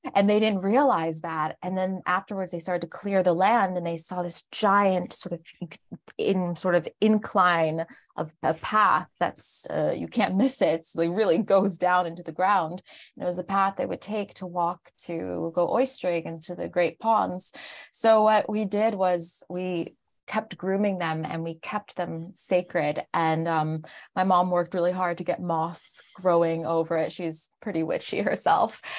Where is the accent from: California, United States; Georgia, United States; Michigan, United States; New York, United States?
New York, United States; Larchmont; moved away as an adult; now in Paris, France; I grew up in Larchmont, which was just outside of, uh, New York City